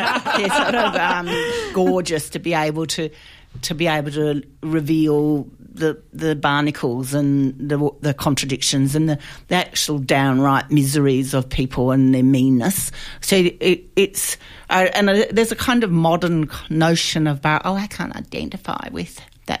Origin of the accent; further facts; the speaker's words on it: Australia; an Australian playwright